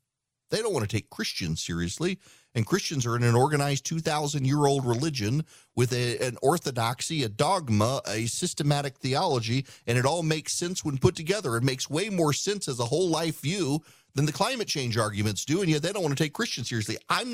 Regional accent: Louisiana, United States; I'm from South Louisiana. I don't care where you live in the United States, you don't have storms like I grew up with in South Louisiana.

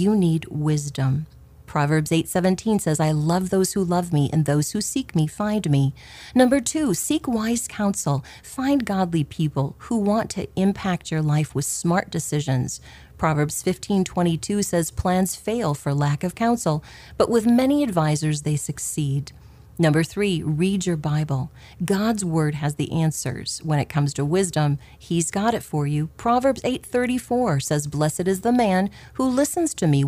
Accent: Clarinda, Iowa, United States; Growing up in Clarinda, Iowa

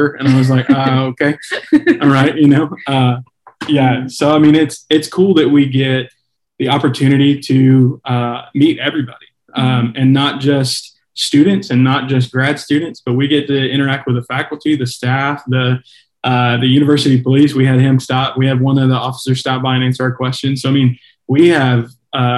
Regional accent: Columbus, Georgia, United States; I'm from Columbus

